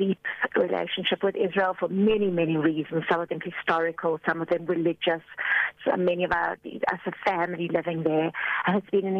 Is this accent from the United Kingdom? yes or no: no; South Africa; As a South African citizen